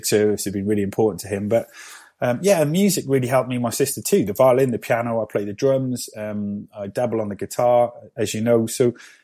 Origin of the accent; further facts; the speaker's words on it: Cardiff, Wales, United Kingdom; born and raised in Cardiff